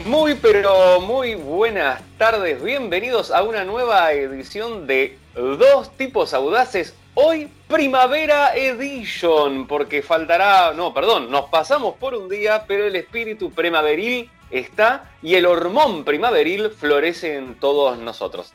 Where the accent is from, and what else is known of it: Argentina